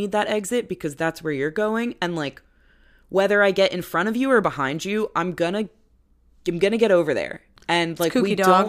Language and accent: English; East Coast, United States; my attitude growing up on the East Coast, and I've spent a lot of time in New York.